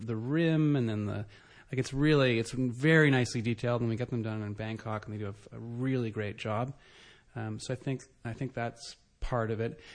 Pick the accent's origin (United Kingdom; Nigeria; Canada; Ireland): Canada; also born or lived in Ottawa / Vancouver; I'm Canadian